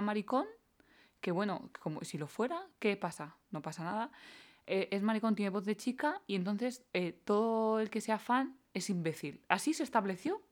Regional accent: Valera de Abajo, Castilla-La Mancha, Spain; En mi pueblo, en Valera de Abajo

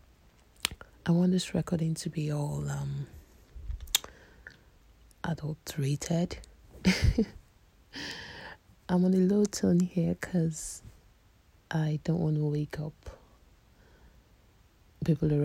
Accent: Nigeria; I'm a Nigerian

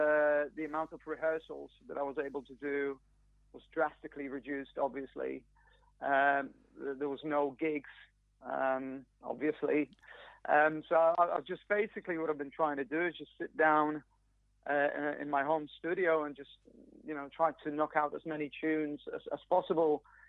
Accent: Poland; English is a second language; now in United Kingdom; I mean, I've lived here been here for 20 years now, so I guess I'm sort of... I'm more British than I'm Polish.

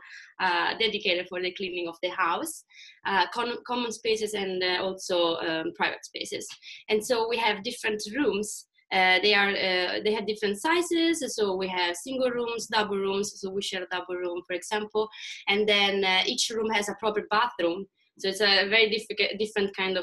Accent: Italy; moved away as an adult; also born or lived in Sweden; now in Stockholm, Sweden; I'm from Italy. I moved to Sweden 1.5 years ago

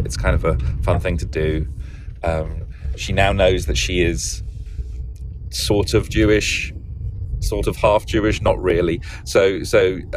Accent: London, United Kingdom; moved away as an adult; now in United States; being British

